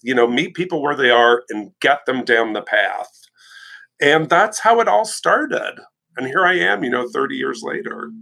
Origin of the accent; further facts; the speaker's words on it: Canada; And I'm Canadian